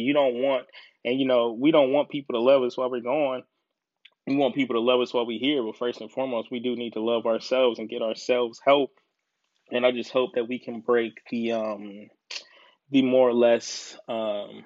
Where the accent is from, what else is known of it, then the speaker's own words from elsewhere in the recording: Decatur, Georgia, United States; now in Columbus, United States; I'm originally from ATL, I'm originally from Decatur